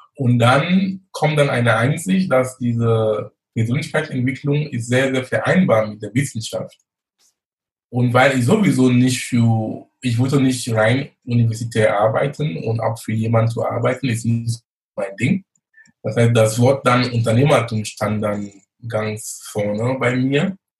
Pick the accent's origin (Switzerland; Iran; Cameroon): Cameroon; moved away as an adult; also born or lived in Munich, Germany; now in Germany; ich komme gebürtig aus Kamerun, lebe in Deutschland fast 20 Jahre, bin damals wegen Studium gekommen